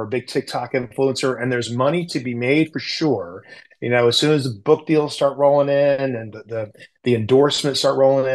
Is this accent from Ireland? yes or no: no; the South, United States; I grew up in the South